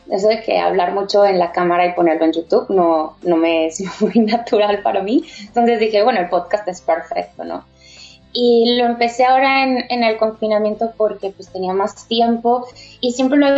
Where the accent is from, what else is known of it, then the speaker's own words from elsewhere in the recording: Mexico; moved away as an adult; also born or lived in Barcelona, Spain; now in New Zealand; em, yo soy de México, estoy aquí en Nueva Zelanda recién llegada, llegué hace dos meses, em, vengo de Barcelona y allá estuve viviendo cuatro años